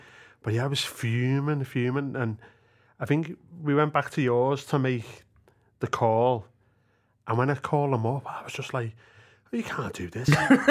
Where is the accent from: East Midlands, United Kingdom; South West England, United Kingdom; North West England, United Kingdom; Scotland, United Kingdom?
North West England, United Kingdom; Manchester; we're from Manchester. In this voice, didn't we? No method acting or nothing.